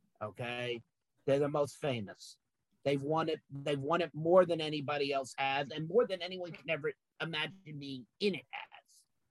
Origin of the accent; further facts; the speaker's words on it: New York, United States; I'm a New Yorker.